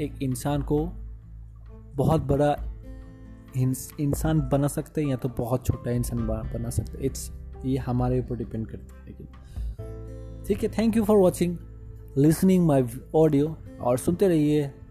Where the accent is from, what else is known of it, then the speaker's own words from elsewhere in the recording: Bihar, India; मैं बिहारी हूँ I am proud to be Bihari